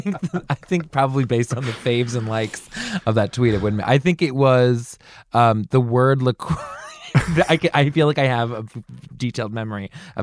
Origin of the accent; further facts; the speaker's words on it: just north of Baltimore, Maryland, United States; I grew up just north of Baltimore.